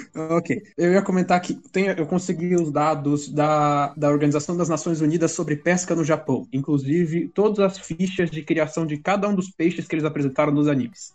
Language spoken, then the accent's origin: Portuguese; Brazil